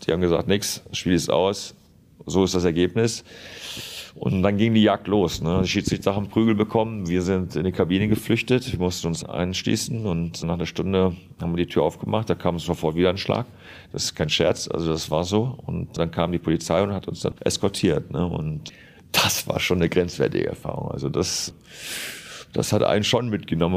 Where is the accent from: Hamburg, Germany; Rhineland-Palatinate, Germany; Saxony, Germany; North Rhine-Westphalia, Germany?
North Rhine-Westphalia, Germany; Duisburg; moved away as an adult; also born or lived in Lemgo; Rheinhausen, wo ich halt aufgewachsen bin, wo ich herkomme